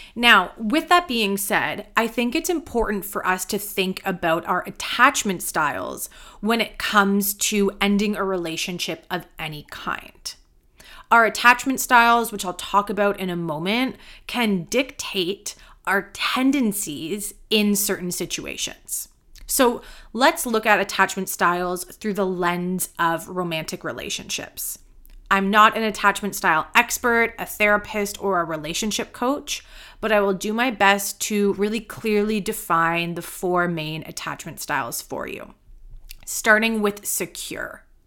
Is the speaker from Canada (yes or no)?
yes; Canada; I am a Canadian yoga teacher and mentor